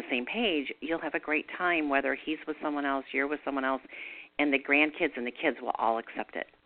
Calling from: Charlotte, North Carolina, United States; I'm calling from Charlotte, North Carolina.

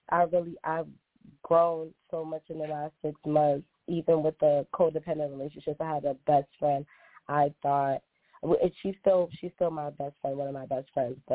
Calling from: Boston, Massachusetts, United States; I'm calling from Boston.

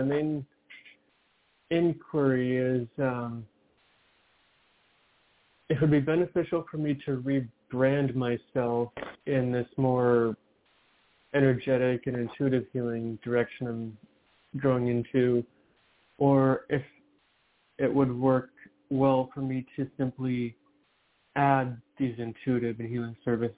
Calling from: Seattle, Washington, United States; I'm calling from Seattle.

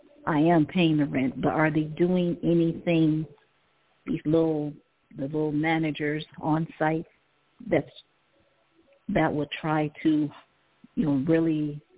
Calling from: Ohio, United States; I'm calling from Ohio.

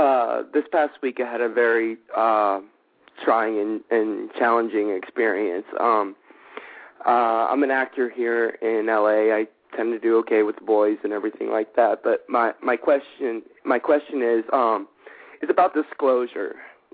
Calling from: Los Angeles, California, United States; I'm calling from Hollywood, California as well.

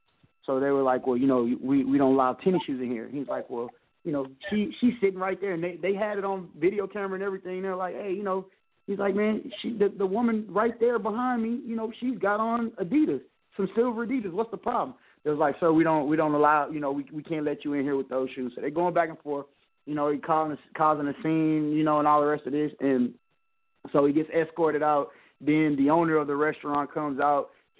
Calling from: Texas, United States; I'm calling from Texas.

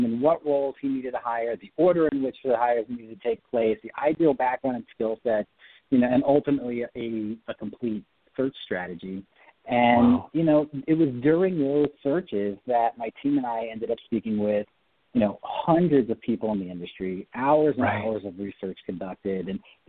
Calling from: Orange County, Southern California, United States; calling from my office today. We're out here in beautiful Southern California, Orange County.

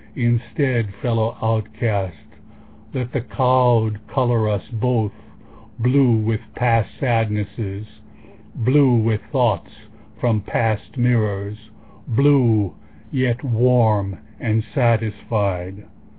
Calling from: Sonoma, California, United States; Sonoma, California.

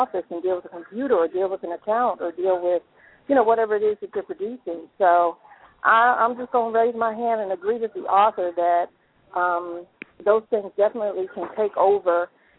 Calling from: Atlanta, Georgia, United States; Well, I'm calling from Atlanta, and I'm one of Pia's readers.

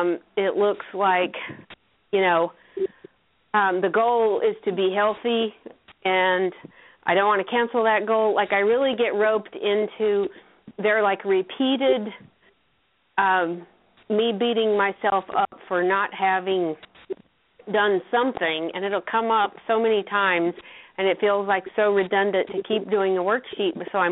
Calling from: North Carolina, United States; I'm in North Carolina.

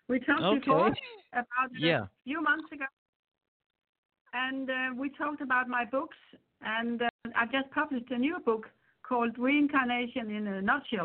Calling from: Spain; I'm calling in from Spain

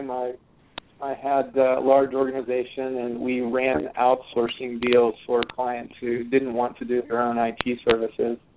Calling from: Indianapolis, Indiana, United States; I'm hailing from Indianapolis, Indiana today.

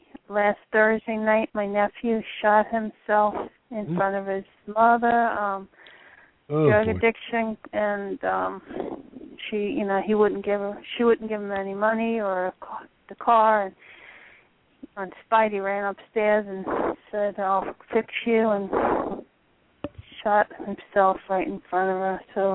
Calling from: West Palm Beach, Florida, United States; Hi, this is … from West Palm Beach.

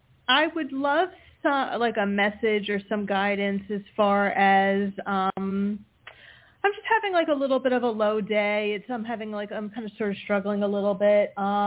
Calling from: Pennsylvania, United States; from Pennsylvania.

